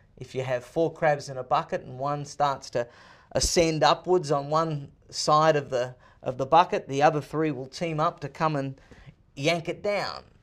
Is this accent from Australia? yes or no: yes; Sydney, New South Wales, Australia; moved away as an adult; now in United States; I was born and raised in Sydney, Australia